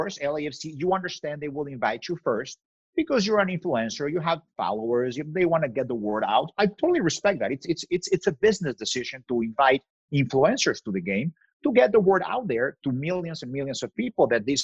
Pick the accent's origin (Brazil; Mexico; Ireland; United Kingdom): Mexico; moved away as an adult; now in Los Angeles, United States; I'm from Mexico.